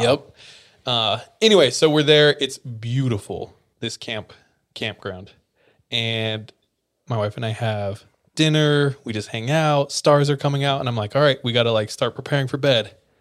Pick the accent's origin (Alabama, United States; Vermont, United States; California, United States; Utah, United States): California, United States; Visalia; I grew up in Visalia, California.